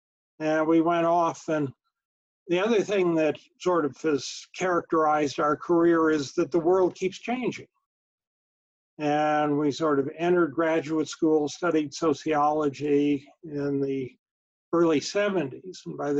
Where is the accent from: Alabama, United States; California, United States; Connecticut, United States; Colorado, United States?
Colorado, United States; Colorado Springs; I grew up in Colorado Springs, Colorado, which we learned as a young child was the number three target in the event of a nuclear war.